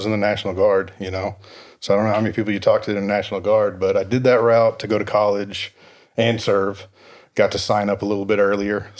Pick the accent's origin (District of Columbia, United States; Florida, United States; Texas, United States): Texas, United States; Dallas; 0 to 18, Southeast Dallas area. Graduate of Seagoville High School, 02